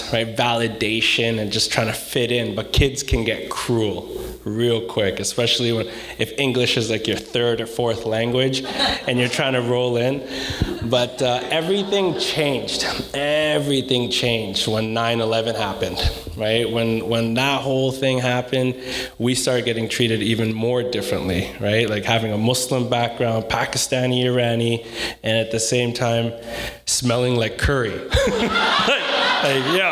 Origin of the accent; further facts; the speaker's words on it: Coquitlam, British Columbia, Canada; I'm actually from Coquitlam